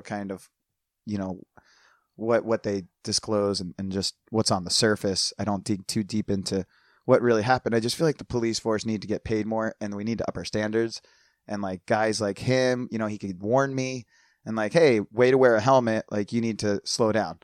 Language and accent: English; United States; moved away as an adult; also born or lived in New Jersey; now in San Diego, United States; growing up outside of Philadelphia